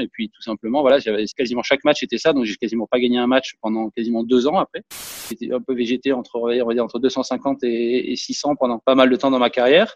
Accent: Monaco; chez moi à Monaco

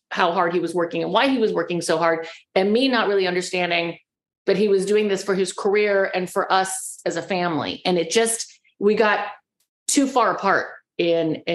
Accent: California, United States; I'm the girl from California

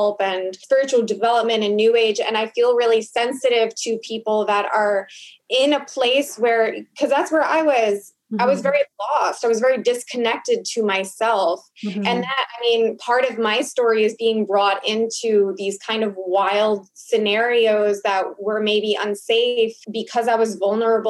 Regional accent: Long Island, New York, United States; I grew up in Long Island

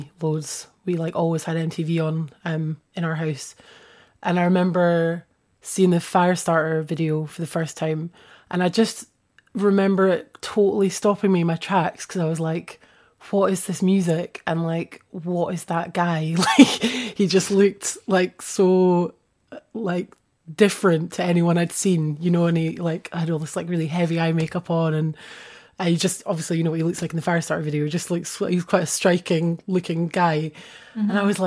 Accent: Edinburgh, Scotland, United Kingdom; moved away as an adult; now in Bristol, United Kingdom; growing up in Edinburgh

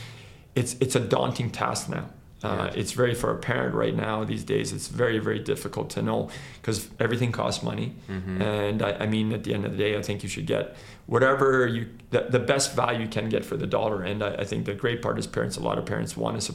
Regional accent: Canada; also born or lived in Croatia; I wasn't born in Canada, so I was born in Croatia and I came here when I was 9 years old

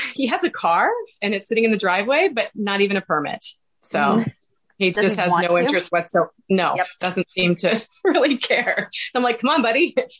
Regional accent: Washington, Missouri, United States; He was from my hometown. And so I was from a really small town in Washington, Missouri. So that was kind of a big deal.

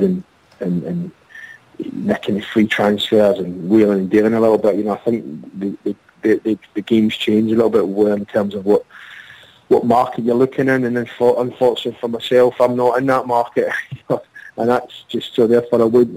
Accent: Glasgow, Scotland, United Kingdom; moved away; growing up in Glasgow in the concrete streets.

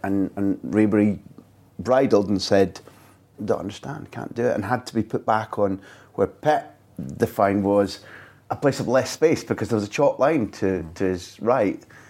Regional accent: United Kingdom; I grew up thinking that in the British culture

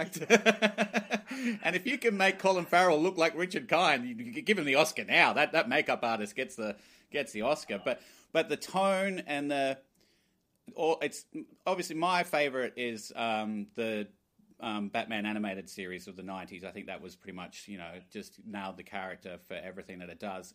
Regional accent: Glasgow, Scotland, United Kingdom; born in Glasgow

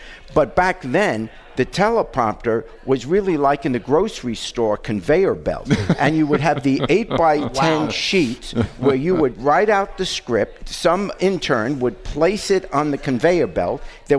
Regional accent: New York, United States; also born or lived in England; back when I was a kid, I grew up in New York

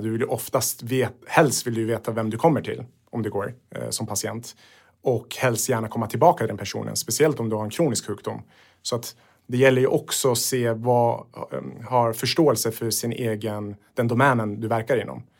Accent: Sweden; är född i Sverige men Sverige tog emot mina föräldrar

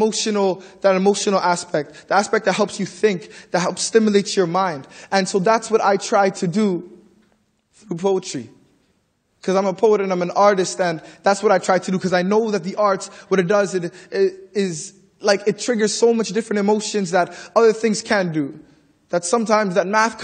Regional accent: Toronto, Ontario, Canada; I'm from the Regent Park community

